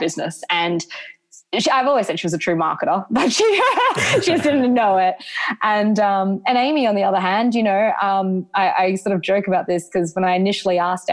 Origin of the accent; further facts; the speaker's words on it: Brisbane, Queensland, Australia; moved away as an adult; also born or lived in London, United Kingdom; having last worked at Sports Girl as a casual at Indooroopilly when I was growing up